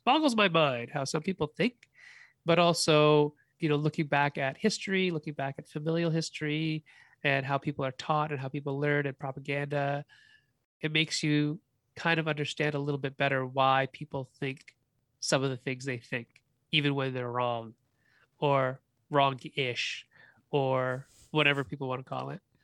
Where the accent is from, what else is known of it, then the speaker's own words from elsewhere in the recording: Canada; also born or lived in China; I was born in China. I've never lived in China. I've only ever really lived in Canada.